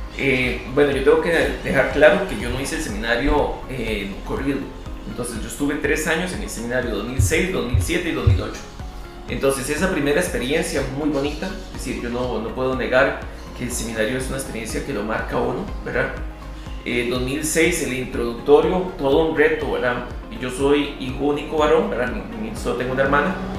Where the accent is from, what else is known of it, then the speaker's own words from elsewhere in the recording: Alajuela, Costa Rica; yo sí soy nativo de, del cuello de Alajuela